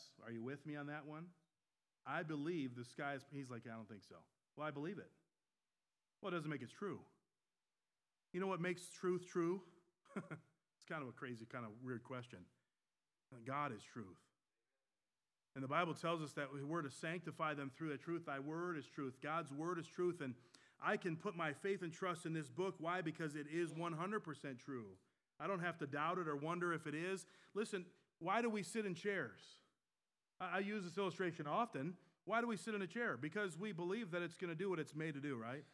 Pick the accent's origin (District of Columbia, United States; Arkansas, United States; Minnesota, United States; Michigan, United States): Michigan, United States; now in North Carolina, United States; I was born and raised in Michigan